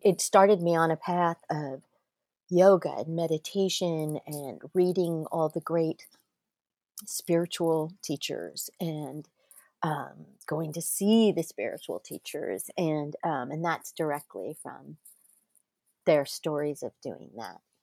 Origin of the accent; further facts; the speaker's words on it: Manhattan Beach, California, United States; I grew up in Manhattan Beach, uh, California, just south of L A X Airport